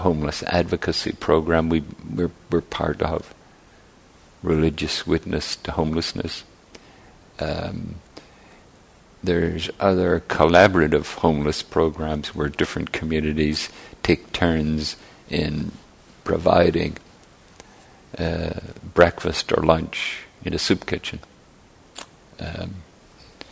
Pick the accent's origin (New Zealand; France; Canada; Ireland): Ireland; now in San Francisco Bay Area, United States; I grew up in Ireland, and the neighborhood was sort of a stable entity